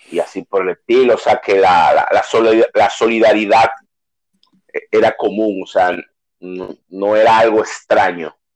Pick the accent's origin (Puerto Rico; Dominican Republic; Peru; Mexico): Dominican Republic; San Francisco de Macorís, Duarte; also born or lived in Salcedo; Francisco de Macorís, provincia de Duarte, en el año 1973, en el mes de abril, el Día de los Tontos en Estados Unidos, el día primero. Aunque mi familia vivía en Salcedo